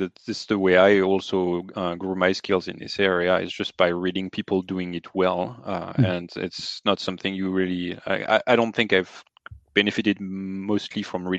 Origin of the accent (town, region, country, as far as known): France; accent: French; English is a second language; moved away